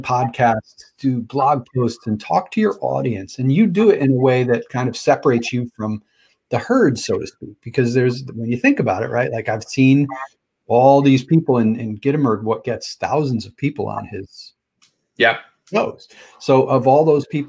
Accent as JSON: {"language": "English", "region": "Connecticut", "country": "United States", "said": "I'm from Connecticut, you know, New York side of Connecticut."}